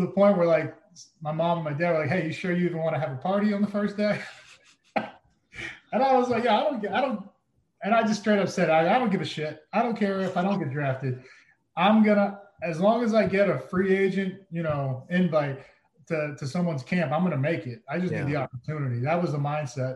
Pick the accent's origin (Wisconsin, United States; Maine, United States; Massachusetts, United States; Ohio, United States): Massachusetts, United States; now in Kirkland, United States; But when I grew up in Massachusetts